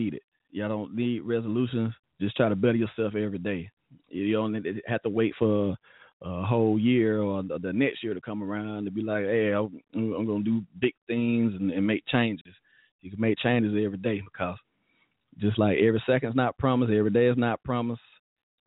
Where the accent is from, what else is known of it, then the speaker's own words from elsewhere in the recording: Alabama, United States; we're from Alabama